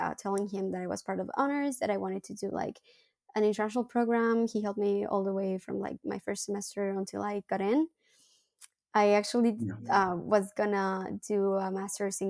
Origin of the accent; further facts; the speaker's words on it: León, Guanajuato, Mexico; English is a second language; moved away as an adult; also born or lived in Monterrey, Mexico; now in Paris, France; I'm from León, Guanajuato